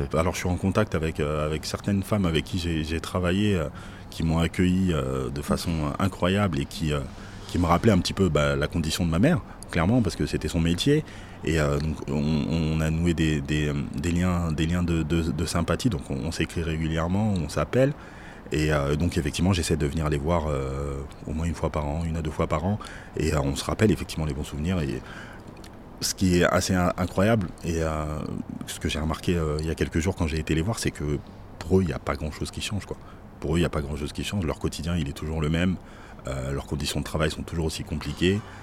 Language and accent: French; Paris, Île-de-France, France; je suis parisien, donc euh, je suis un amoureux de Paris